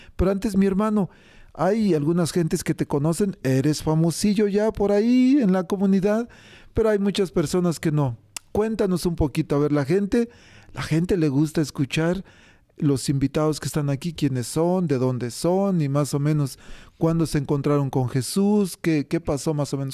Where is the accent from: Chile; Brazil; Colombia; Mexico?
Mexico; yo soy de México